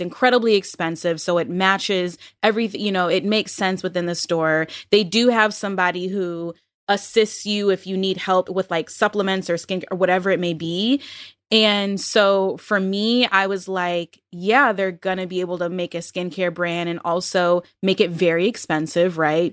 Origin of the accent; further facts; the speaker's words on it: Buffalo, New York, United States; moved away; when I lived in Buffalo, which is not the Midwest, but I'm from Buffalo